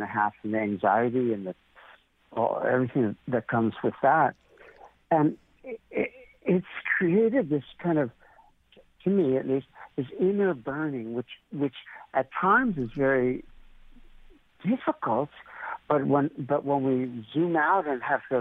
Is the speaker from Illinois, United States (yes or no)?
no; New York, United States; moved away; also born or lived in India; I grew up in New York, and my father was in the music business